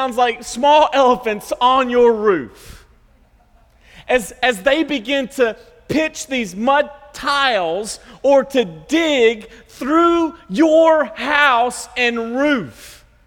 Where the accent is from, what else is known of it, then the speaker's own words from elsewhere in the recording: the South, United States; We're from the South